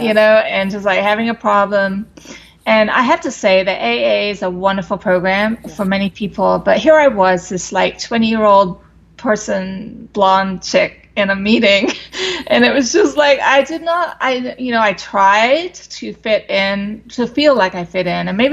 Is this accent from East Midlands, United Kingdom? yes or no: no; London, United Kingdom; moved away as an adult; now in United States; I was raised in London, England, and I came over to the States when I was like 18